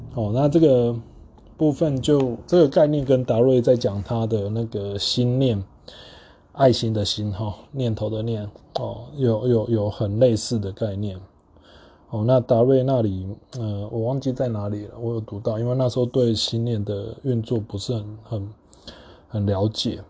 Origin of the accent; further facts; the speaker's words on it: Taiwan; 我们台湾人用的中文